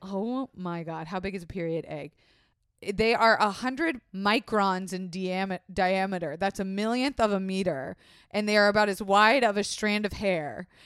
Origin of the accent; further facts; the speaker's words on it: Florida, United States; I was raised in Florida